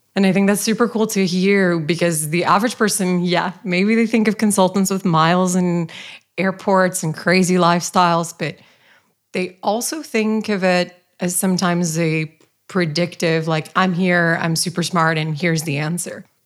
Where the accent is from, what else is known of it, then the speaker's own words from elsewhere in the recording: Brazil; now in Copenhagen, Denmark; I was raised in Brazil